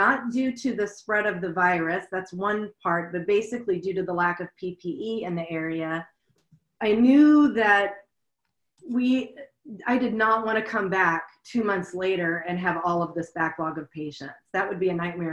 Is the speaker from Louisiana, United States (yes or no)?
yes; Louisiana, United States; moved away as an adult; now in Seattle, United States; I'm from Louisiana. I came up to Seattle 20 years ago